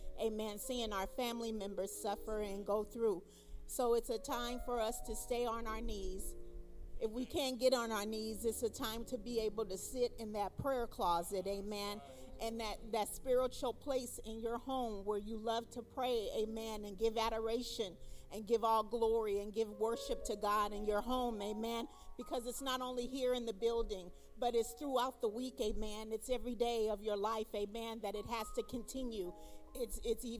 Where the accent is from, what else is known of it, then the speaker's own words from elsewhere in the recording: Long Beach, California, United States; I'm from Long Beach, California